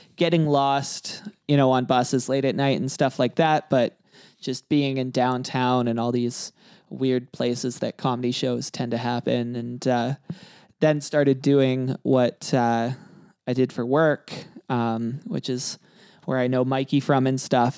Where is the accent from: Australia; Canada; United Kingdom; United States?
Canada; Kelowna, British Columbia; I grew up in Kelowna